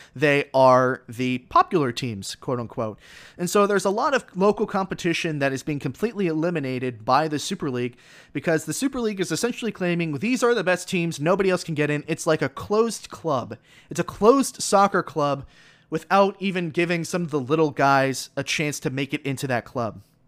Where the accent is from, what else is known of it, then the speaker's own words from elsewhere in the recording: South Florida, United States; I was born and raised in South Florida